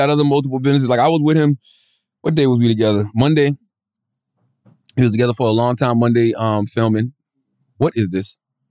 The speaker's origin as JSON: {"language": "English", "area": "Moncks Corner", "region": "South Carolina", "country": "United States", "said": "I'm from Moscow, South Carolina."}